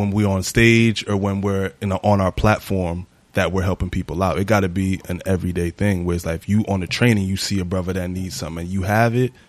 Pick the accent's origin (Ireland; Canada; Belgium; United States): United States; Ohio; now in New York, United States; I grew up in Ohio.